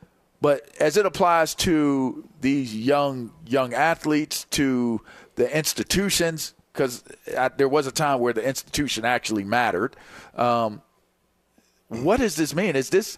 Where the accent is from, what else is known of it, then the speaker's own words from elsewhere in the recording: Pittsburgh, Pennsylvania, United States; And so growing up in Pittsburgh, wanting to do that, I felt like Pitt and Penn State gave me a great opportunity to go down that lane.